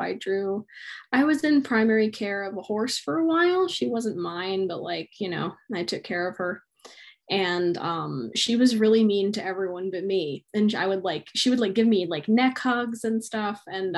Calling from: Hilo, Hawaii, United States; I'm zooming from Hilo, Hawaii, so it's pretty hot here.

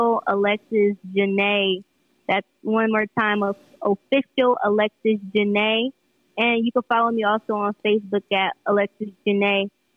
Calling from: Milwaukee, Wisconsin, United States; I'm a singer-songwriter based out of Milwaukee, Wisconsin, but I'm calling, or I was called from Phoenix, Arizona, so that's where I reside

